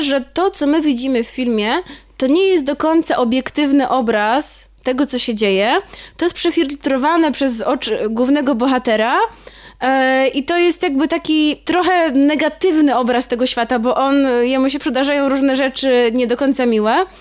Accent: Warsaw, Masovian Voivodeship, Poland; ja się urodziłam w Warszawie, ale bardzo często od moich rodziców z domu przywożę słoiki

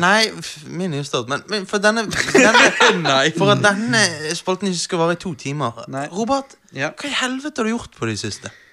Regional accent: Bergen, Vestland, Norway; Vi er bergensere

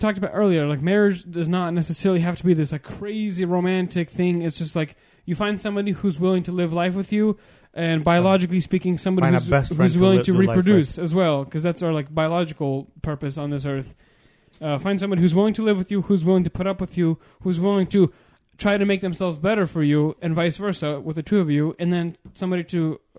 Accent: United States; And but I was born in Washington, and I married somebody from Washington.

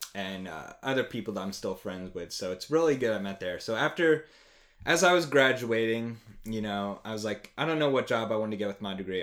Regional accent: outside Trenton, New Jersey, United States; moved away as an adult; also born or lived in Pittsburgh / Baltimore; I am from New Jersey originally, um, little outside the capital of Trenton. So, I grew up there, spent eighteen years of my life there

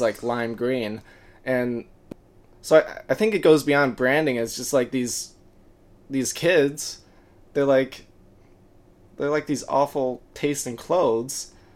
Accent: Birmingham, Michigan, United States; from Southeast, Southeast Michigan, um, Birmingham, Michigan, to be more precise. Uh, I went to high school with Maddie

